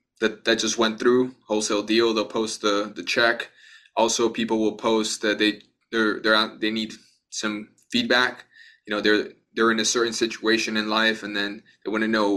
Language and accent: English; Miami, Florida, United States; also born or lived in Bogota, Colombia; originally I was born in Bogota, Colombia. I was raised in Miami